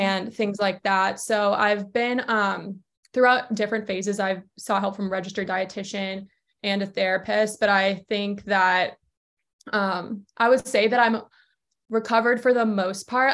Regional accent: Georgia, United States; also born or lived in Charleston, South Carolina; now in Connecticut, United States; I'm originally from Georgia.

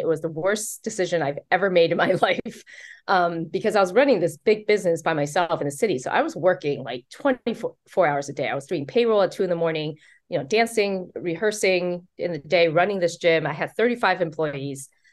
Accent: Taiwan; also born or lived in New York City; now in United States; I was born in Taiwan. Um, so as a Taiwanese American

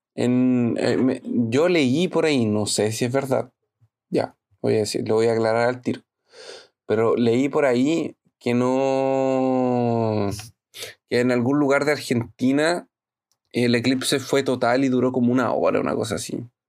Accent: La Serena, Coquimbo, Chile; now in Brazil; Yo viví toda mi infancia en La Serena

